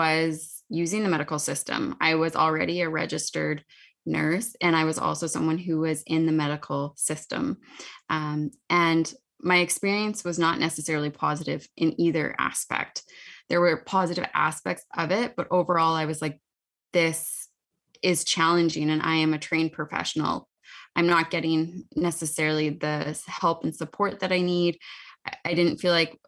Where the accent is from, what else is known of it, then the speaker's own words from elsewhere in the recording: Saskatoon, Saskatchewan, Canada; I am from Saskatoon, Saskatchewan. So I live not too far away from Meg